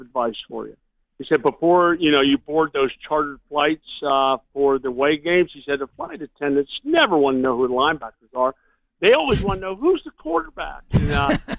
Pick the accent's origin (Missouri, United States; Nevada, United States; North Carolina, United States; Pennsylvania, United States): Pennsylvania, United States; Pittsburgh; Growing up in Pittsburgh